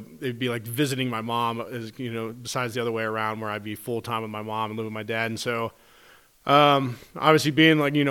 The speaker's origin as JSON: {"language": "English", "town": "Cincinnati", "region": "Ohio", "country": "United States", "tie": "born or raised there", "said": "We grew up in Cincinnati, Ohio"}